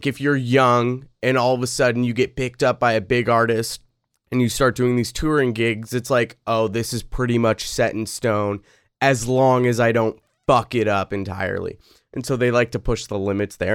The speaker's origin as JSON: {"language": "English", "region": "Pacific Northwest", "country": "United States", "said": "I'm from the Pacific Northwest."}